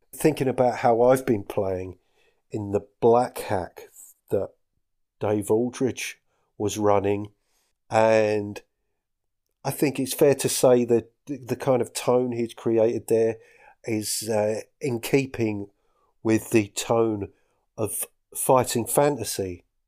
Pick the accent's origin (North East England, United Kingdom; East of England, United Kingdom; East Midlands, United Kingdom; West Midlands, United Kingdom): East of England, United Kingdom; Essex; moved away as an adult; now in Scottish Highlands, United Kingdom; I'm from Essex